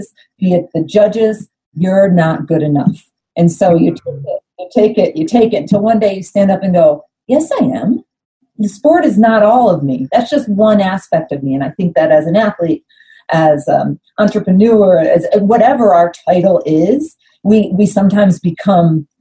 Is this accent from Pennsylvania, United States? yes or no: no; Ellicottville, New York, United States; I grew up in a little town in Western New York called Ellicottville